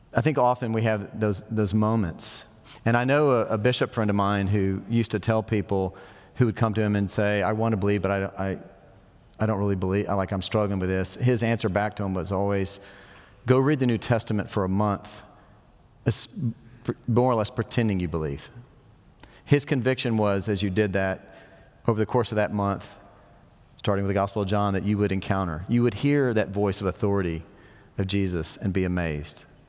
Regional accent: United States; we're so American

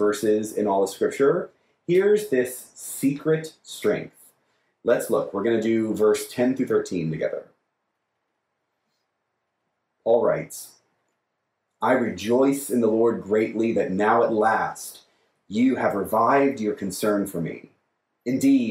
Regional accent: United States; We are American Christians

